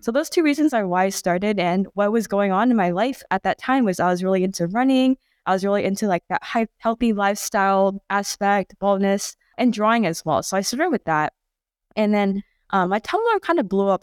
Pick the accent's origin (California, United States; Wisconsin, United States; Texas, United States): California, United States; Bay Area; growing up in the Bay Area